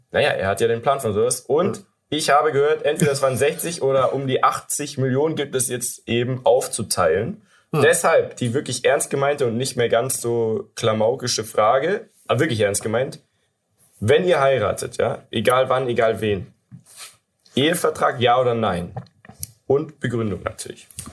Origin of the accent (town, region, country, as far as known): Germany